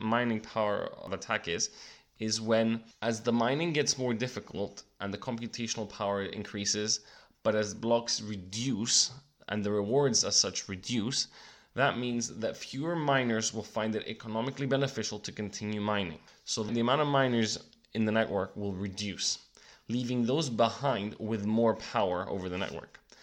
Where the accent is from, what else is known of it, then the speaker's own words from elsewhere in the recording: Cyprus; my home country of Cyprus